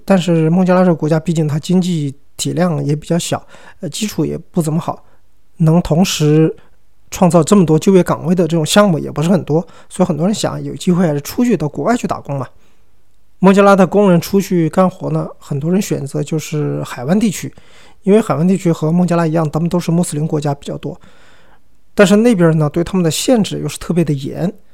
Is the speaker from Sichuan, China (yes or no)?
yes; Sichuan, China; 我一个四川人啊我一个中国人嘛